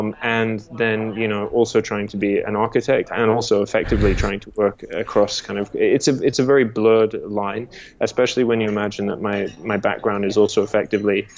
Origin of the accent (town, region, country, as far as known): Australia; born or raised there; moved away; also born or lived in England